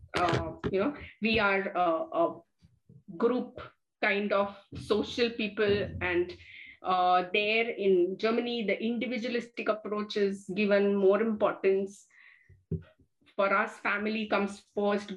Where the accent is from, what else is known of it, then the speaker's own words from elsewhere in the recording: India; as an Indian.